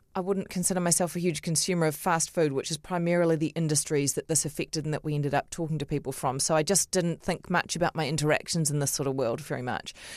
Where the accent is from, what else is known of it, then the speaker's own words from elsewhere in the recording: Auckland, New Zealand; I grew up in Otahuhu